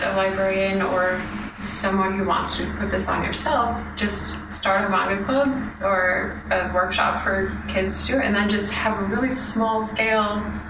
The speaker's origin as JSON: {"language": "English", "region": "Michigan", "country": "United States", "said": "I'm also from Michigan, and it turns out that Dan doesn't live far from here."}